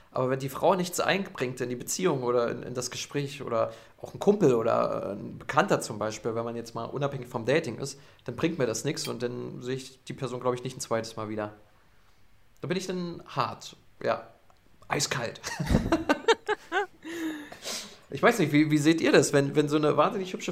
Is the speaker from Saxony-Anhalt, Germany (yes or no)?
yes; Saxony-Anhalt, Germany; now in Berlin, Germany; dort, wo ich herkomme, aus Sachsen-Anhalt, äh, da kriegt man das gar nicht mit.